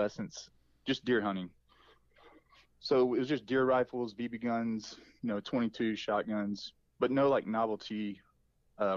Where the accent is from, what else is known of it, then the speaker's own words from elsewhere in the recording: Arkansas, United States; I'm from Arkansas